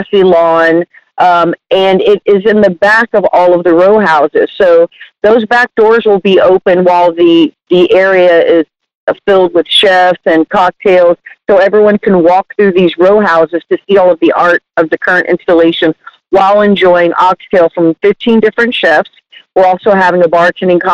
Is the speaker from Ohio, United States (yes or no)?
no; Southeast Texas, United States; also born or lived in Houston, Texas / Bel Air; partially in Southeast Texas in a little town outside of Liberty, Texas. I spent a lot of my formative years and went to Hardin High School out in the country